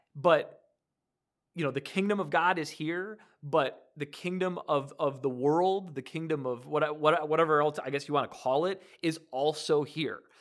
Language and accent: English; Detroit area, Michigan, United States; now in Decatur, United States; I'm originally from Michigan, from near D, the Detroit area